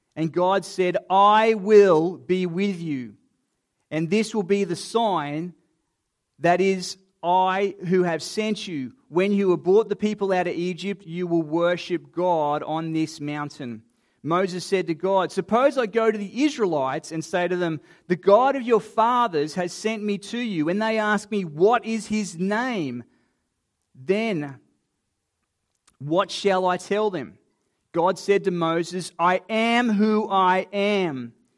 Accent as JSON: {"language": "English", "region": "Queensland", "country": "Australia", "tie": "born or raised there", "also_born_or_lived": "Sydney, Australia", "moved": "yes", "lives_now": "Adelaide area, Australia", "said": "being a Queenslander by birth"}